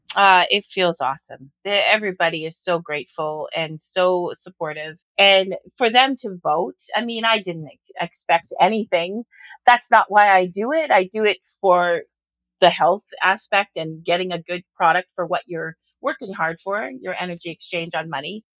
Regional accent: Orangeville, Ontario, Canada; when I was growing up in Orangeville in the 70s

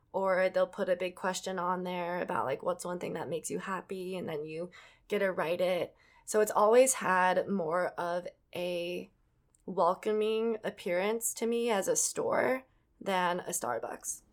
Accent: Edina, Minnesota, United States; it's the city that I grew up

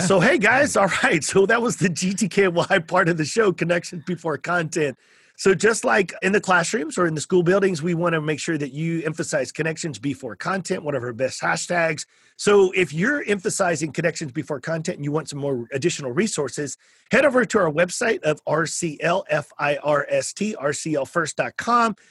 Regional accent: South Texas, United States; I'm from South Texas

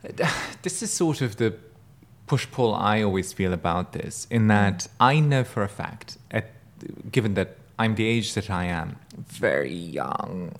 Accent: Germany; now in United States; growing up in Germany

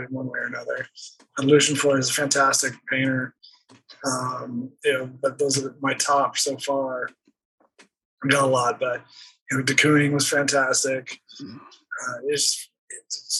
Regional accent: Texas, United States; moved away; I grew up in Texas.

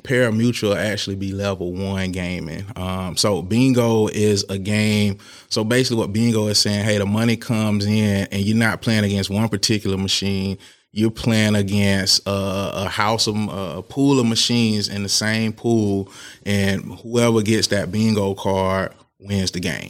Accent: Tallahassee, Florida, United States; moved away as an adult; also born or lived in Virginia; I'm from Tallahassee, Florida, and, um, born and raised there

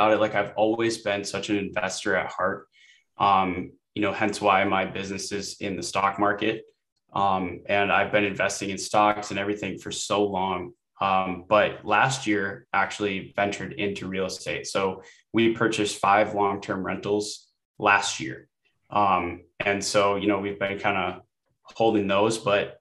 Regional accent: Wisconsin, United States; moved away as an adult; now in Seattle, United States; I'm originally from Wisconsin, grew up in Wisconsin

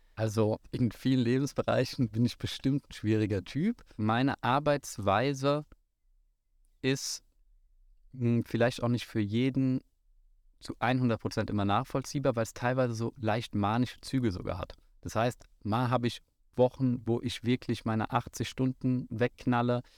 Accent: Frankfurt, Hesse, Germany; Ich komme hier aus dem wunderschönen Bonames, wo wir auch gerade auf dem Flugplatz stehen. Bin gebürtiger Frankfurter

